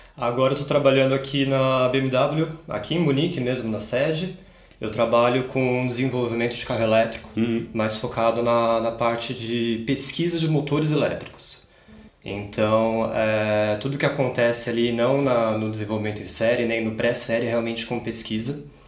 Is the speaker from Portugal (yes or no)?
no; Campinas, São Paulo, Brazil; moved away as an adult; now in Munich, Germany; Eu é... sou nasci em São Paulo, mas com quatro meses de idade eu mudei para Campinas e passei praticamente minha vida inteira lá